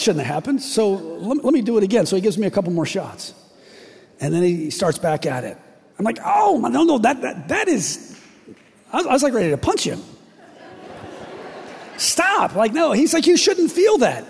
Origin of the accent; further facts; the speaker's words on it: West Virginia, United States; I'm from West Virginia